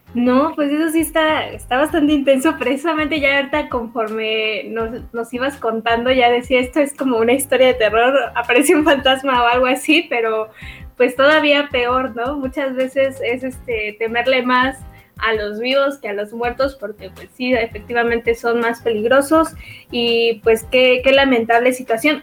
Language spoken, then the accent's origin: Spanish; Mexico; nosotros como mexicanos